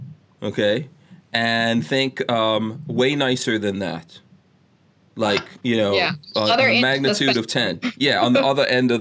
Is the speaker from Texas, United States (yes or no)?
no; New York City, New York, United States; now in Gainesville, United States; Queens, man, I'm from Queens, yo.